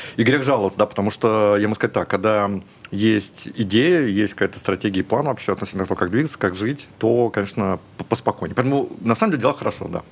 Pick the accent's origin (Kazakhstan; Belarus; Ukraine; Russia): Russia; moved away as an adult; also born or lived in Moscow; now in Dubai, United Arab Emirates; мы из России теперь